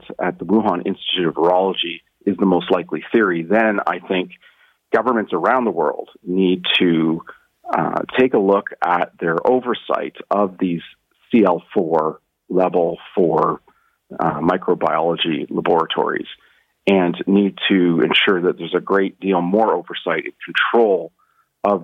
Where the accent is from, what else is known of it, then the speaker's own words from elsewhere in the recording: Canada; as a Canadian of Asian descent myself